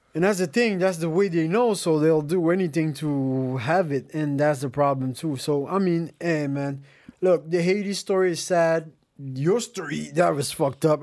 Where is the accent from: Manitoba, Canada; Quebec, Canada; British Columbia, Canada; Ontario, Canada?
Quebec, Canada; Montreal; I was born in Montreal